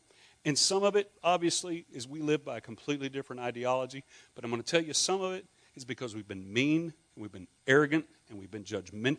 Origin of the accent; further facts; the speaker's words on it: Scotland, United Kingdom; I'm Scottish.